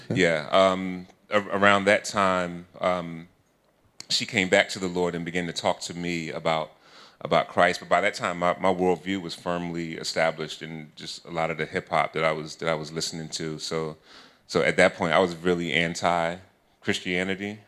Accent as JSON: {"language": "English", "town": "Philadelphia", "region": "Pennsylvania", "country": "United States", "said": "I'm from Philly"}